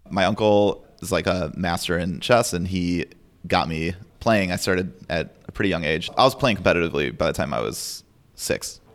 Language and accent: English; Chicago, Illinois, United States; moved away as an adult; now in Anchorage, United States; I'm from Chicago. And when I was growing up, I played competitive chess